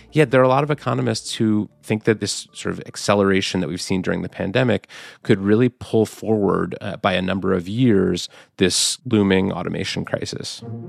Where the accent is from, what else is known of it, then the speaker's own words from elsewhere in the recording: Oakland, California, United States; my hometown of Oakland, California